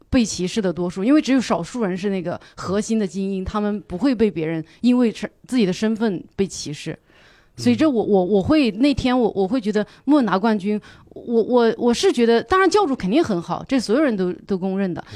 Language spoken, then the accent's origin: Chinese; Yunnan, China; now in Beijing, China; 我是云南人